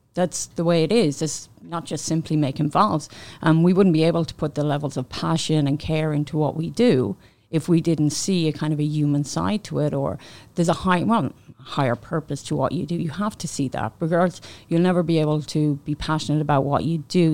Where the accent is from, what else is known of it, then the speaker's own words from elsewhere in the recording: Ireland; moved away as an adult; also born or lived in Manchester, United Kingdom; now in Canada; I worked in Ireland before, and then I moved to the U K.